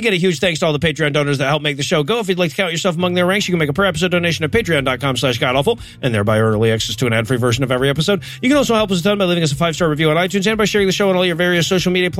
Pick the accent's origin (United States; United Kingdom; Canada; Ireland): United States; Detroit, Michigan; I grew up in Detroit.